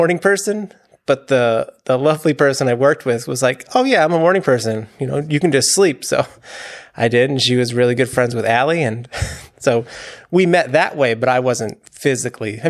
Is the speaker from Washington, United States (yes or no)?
no; Long Island, New York, United States; moved away as an adult; also born or lived in Pennsylvania; now in Brecksville, United States; I'm from Long Island, New York